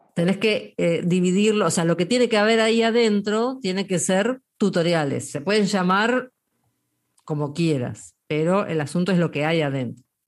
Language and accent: Spanish; Argentina; los argentinos somos mitad españoles, mitad, españoles y mitad italianos